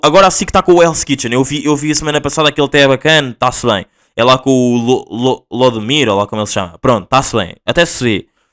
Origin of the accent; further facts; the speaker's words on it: Portugal; accent: Angolan; Portuguese; also born or lived in Angola; Eu nasci em Angola, vim para Portugal com dois anos